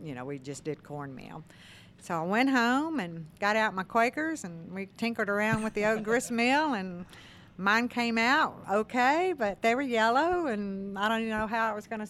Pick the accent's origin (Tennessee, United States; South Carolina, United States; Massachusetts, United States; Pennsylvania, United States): Tennessee, United States; Memphis; moved away; also born or lived in Mississippi Delta; I grew up in Memphis